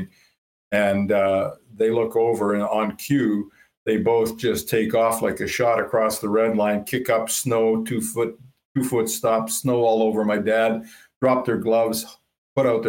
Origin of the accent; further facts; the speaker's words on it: Thunder Bay, Ontario, Canada; moved away as an adult; now in Winnipeg, Canada; we grew up in Thunder Bay